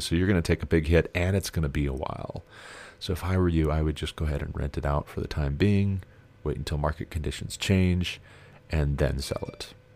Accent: Montana, United States; moved away; since I moved back to my home state

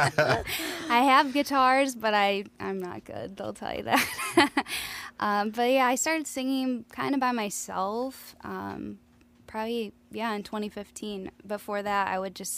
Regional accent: Peru, Illinois, United States; from a small town in the Illinois Valley by Starved Rock. It's called Peru, Illinois.

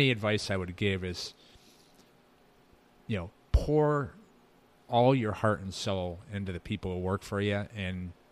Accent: Medina, New York, United States; So growing up in Medina, there was a place called Mr. Ed's.

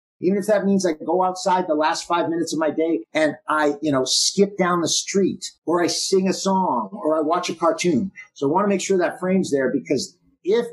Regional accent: Boston, Massachusetts, United States; I grew up in Boston.

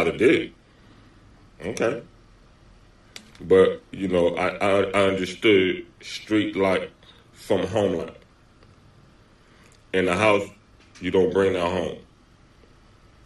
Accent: Los Angeles, California, United States; I grew up in Los Angeles

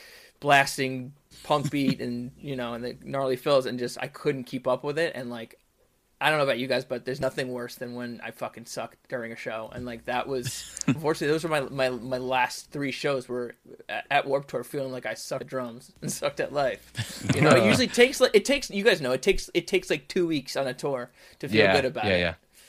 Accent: New York, United States; born or raised there

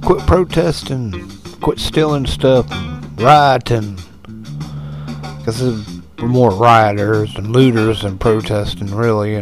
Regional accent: United States; We're too American for

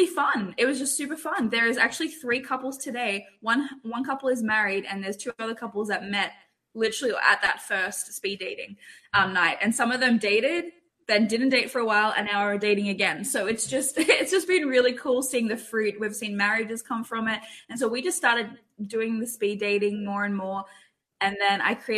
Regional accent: Australia; moved away as an adult; also born or lived in Toronto, Canada; now in California, United States; I'm Australian

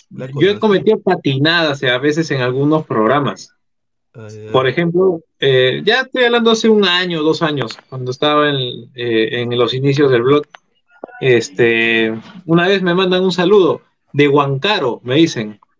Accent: Lima, Peru; Yo soy de acá de Lima. Yo soy de Lima.

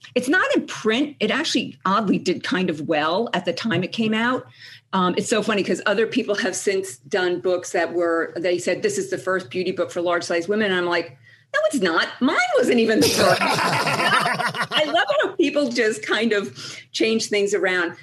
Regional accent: Ridgewood, New Jersey, United States; also born or lived in Boston; I'm from Ridgewood, New Jersey, which is this beautiful little town outside of New York City.

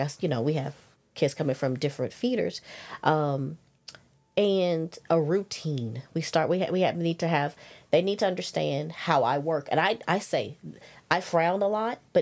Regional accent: Louisiana, United States; accent: Southern; moved away as an adult; also born or lived in Los Angeles, California / Plano, Texas; now in Georgia, United States; I was raised in Louisiana, and I was raised on the border of Texas and Arkansas

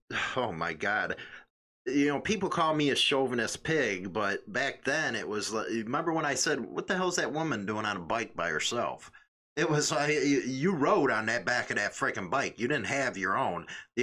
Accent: Chicago, Illinois, United States; accent: Chicago; I'm trying to say it without my Chicago accent.

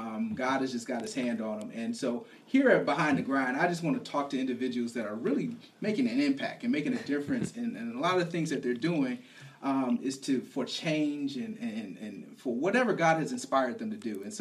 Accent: Flint, Michigan, United States; also born or lived in Detroit, Michigan; I'm from Flint

